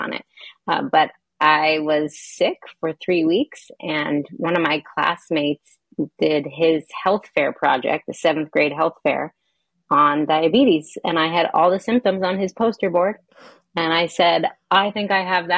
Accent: Hanover, New Hampshire, United States; I grew up in Hanover, New Hampshire

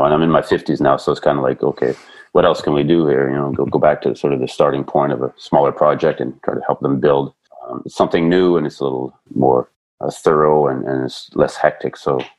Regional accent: Vernon, British Columbia, Canada; born or raised there; also born or lived in Burnaby, Canada

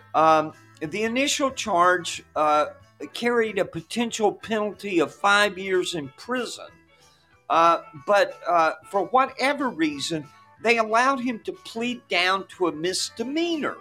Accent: Douglas County, Georgia, United States; I grew up in Douglas County, which suburb

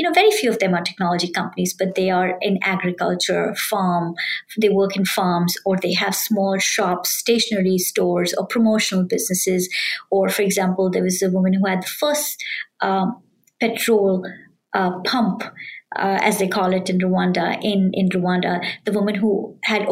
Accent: India; moved away as an adult; now in United States; I grew up in India, a developing country

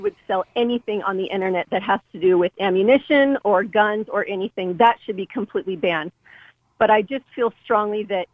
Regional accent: United States; as an American

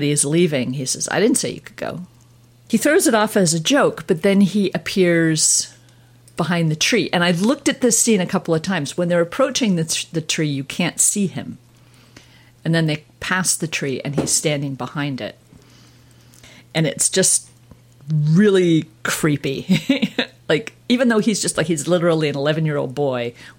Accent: Toronto, Ontario, Canada; growing up in Toronto

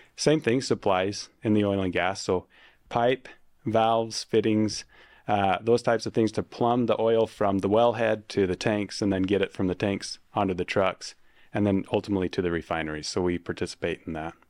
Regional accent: Uinta Basin, Utah, United States; I'm from the Uinta Basin

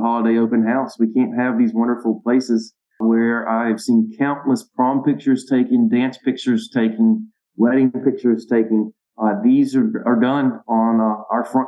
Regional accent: Tuscaloosa, Alabama, United States; moved away; I was born and raised in Tuscaloosa, moved away for a while, ended up coming back to Tuscaloosa

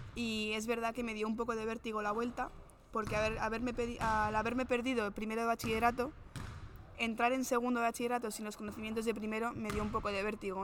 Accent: Madrid, Community of Madrid, Spain; also born or lived in Maryland / West Virginia / New Jersey; yo al final soy de Madrid

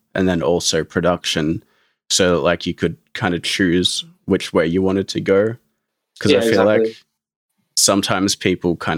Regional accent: Melbourne, Victoria, Australia; I'm living in Hoppers Crossing in Melbourne.

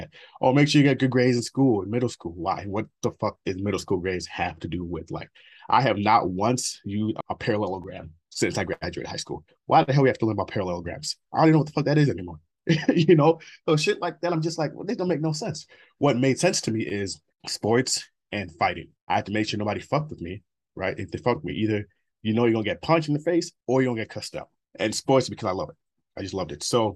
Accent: Minnesota, United States; also born or lived in Nigeria; I grew up in Minnesota

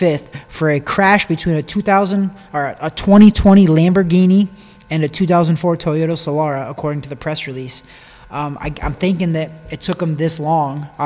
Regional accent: Missouri, United States; I'm from Missouri. It's the show me state.

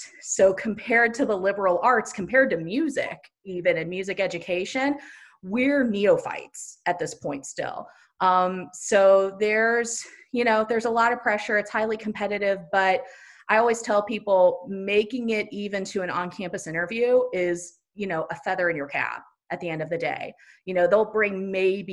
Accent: Ohio, United States; moved away as an adult; also born or lived in Indiana; I'm from Ohio and then went to school in Indiana

